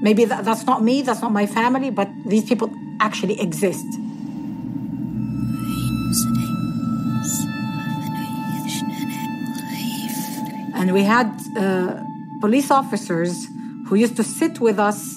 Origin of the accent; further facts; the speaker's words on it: Tunis, Tunis Governorate, Tunisia; I grew up in Tunis, the capital, in this place called Bardo